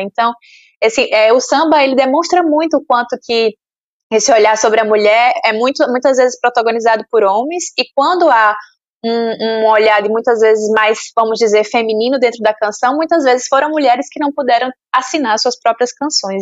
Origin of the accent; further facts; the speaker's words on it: Sergipe, Brazil; eu lembro da minha infância em Sergipe